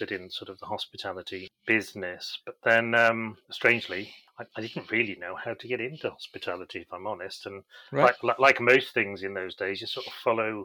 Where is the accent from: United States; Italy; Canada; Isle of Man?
Isle of Man; moved away; also born or lived in Chester; I grew up on the Isle of Man, which is a beautiful place to grow up.